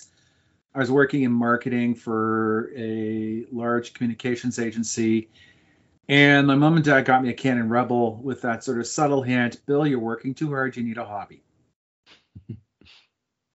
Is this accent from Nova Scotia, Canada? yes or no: no; Montreal, Quebec, Canada; I grew up in Montreal